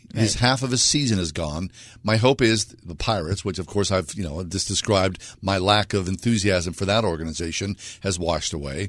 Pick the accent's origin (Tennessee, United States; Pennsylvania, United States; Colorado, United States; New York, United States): Pennsylvania, United States; Pittsburgh; I went to Forbes Field as a kid with my brother and my dad. I mean, like a lot of you, we grew up on Pittsburgh baseball.